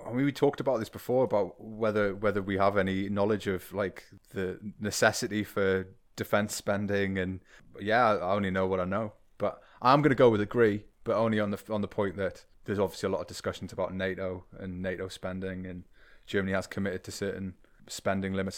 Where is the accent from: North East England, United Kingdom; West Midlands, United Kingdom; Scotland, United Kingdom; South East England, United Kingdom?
North East England, United Kingdom; the Northeast; I come from the Northeast, the de, the deindustrialized the Northeast